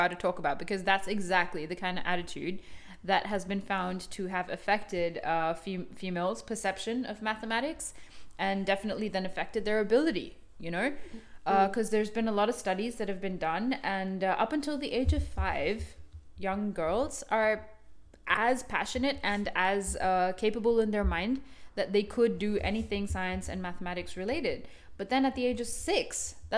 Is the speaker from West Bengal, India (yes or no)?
no; Bangalore, Karnataka, India; I grew up in Bangalore